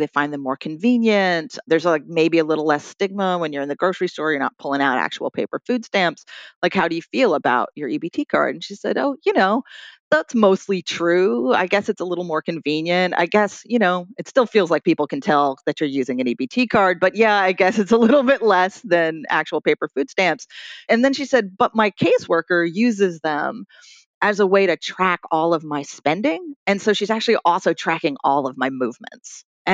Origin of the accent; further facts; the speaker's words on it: Troy, New York, United States; here in my hometown of Troy, New York